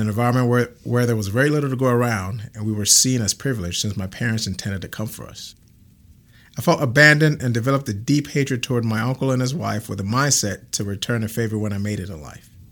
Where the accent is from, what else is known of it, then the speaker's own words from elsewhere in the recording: Ghana; now in Grand Prairie, Texas, United States; I'm originally from Ghana, West Africa